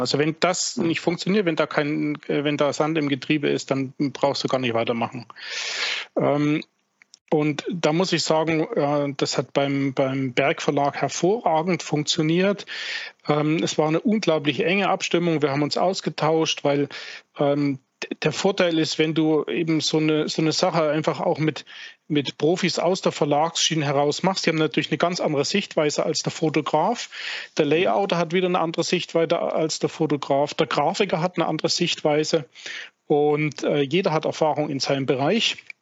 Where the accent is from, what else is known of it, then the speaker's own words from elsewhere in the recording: Vogtland, Saxony, Germany; moved away; also born or lived in southern Bavaria; Ich bin gebürtiger Vogtländer, wohnhaft seit vielen Jahren im Bayerischen, im Südbayerischen